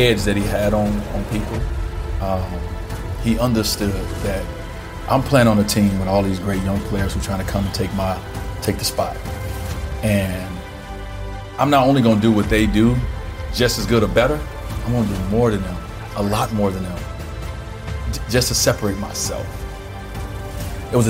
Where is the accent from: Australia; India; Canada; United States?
United States; Chicago, Illinois; I grew up in Chicago.